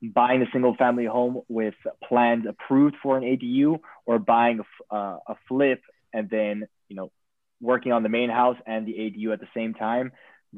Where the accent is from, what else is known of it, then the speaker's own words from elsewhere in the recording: Los Angeles, California, United States; also born or lived in Copenhagen; I'm born and raised in Los Angeles